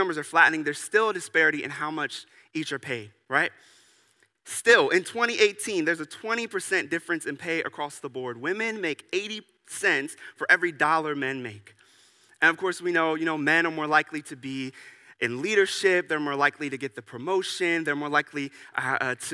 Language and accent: English; United States; as an American